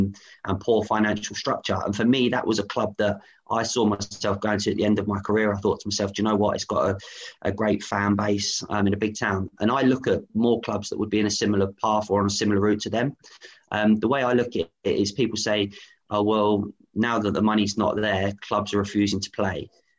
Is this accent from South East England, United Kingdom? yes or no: yes; Aylesbury, South East England, United Kingdom; Yeah, for me, I grew up in Aylesbury.